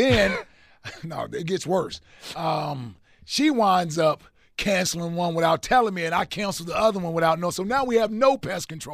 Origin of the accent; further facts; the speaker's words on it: Cincinnati, Ohio, United States; I'm from Cincinnati